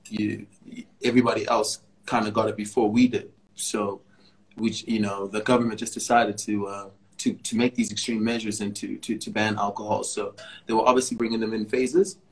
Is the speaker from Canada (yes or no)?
no; South Africa; also born or lived in United States; I was born in the States. Born in the States in 85, and I grew up in the 90s when I was a kid in America. Moved to South Africa in 94